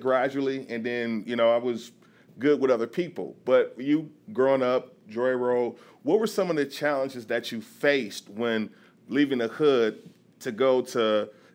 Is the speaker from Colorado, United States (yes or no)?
no; Detroit, Michigan, United States; also born or lived in Providence, Rhode Island; I grew up in Brightmoor